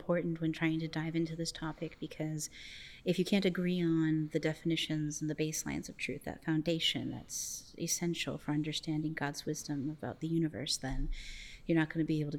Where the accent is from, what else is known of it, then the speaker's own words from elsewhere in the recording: Florida, United States; also born or lived in Canada; And my family comes from Canada. I was born there, but I've lived in Florida most of my life.